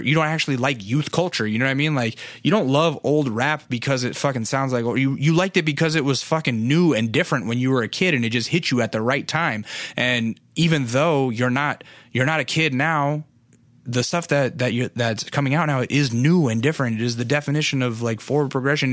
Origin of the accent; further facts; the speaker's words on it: Alaska, United States; I'm from Alaska